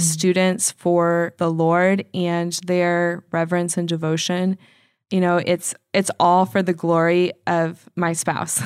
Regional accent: Indianapolis, Indiana, United States; moved away; I do love Indy. Um, it's my hometown

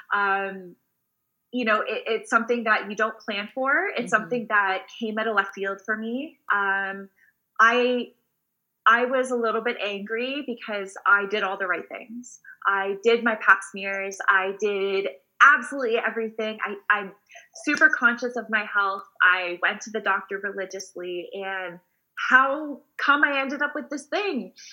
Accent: Waterloo, Ontario, Canada; I am born and raised in a small town called Waterloo. Uh, we are about an hour outside of Toronto

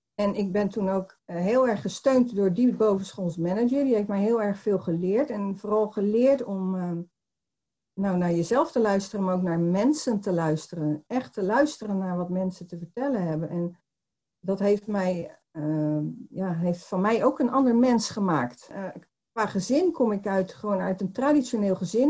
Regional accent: Poortugaal, South Holland, Netherlands; now in Barendrecht, Netherlands; ik ben geboren in Portugal. Dat, dat is een dorpje onder de rook van Rotterdam.

